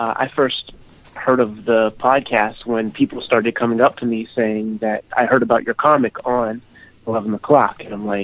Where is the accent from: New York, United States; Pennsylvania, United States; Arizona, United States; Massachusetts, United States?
Pennsylvania, United States; Homestead; I am from Homestead, Pennsylvania, steel mill town.